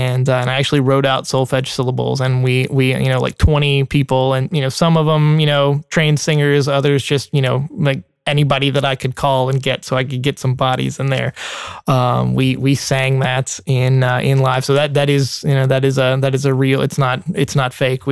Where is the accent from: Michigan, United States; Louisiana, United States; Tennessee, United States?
Tennessee, United States; Middle; also born or lived in Nashville, Tennessee; I grew up in Middle Tennessee.